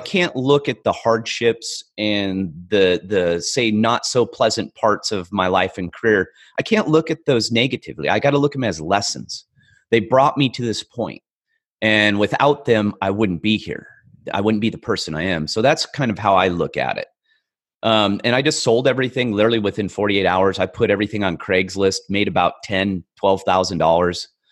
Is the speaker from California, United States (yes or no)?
yes; California, United States; I grew up in a, a very rural part of California